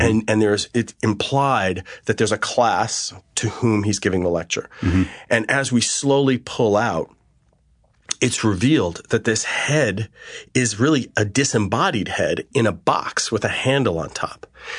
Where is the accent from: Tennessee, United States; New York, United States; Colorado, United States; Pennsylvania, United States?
New York, United States; Garden City; I grew up on a beautiful scenic Long Island, which was an interesting place to grow up. Garden City.